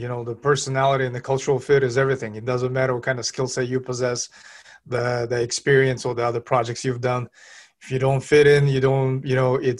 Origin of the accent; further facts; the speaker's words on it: Kazakhstan; moved away; So ethnic background, I was born in Kazakhstan, Central Asia. It's former Soviet Republic.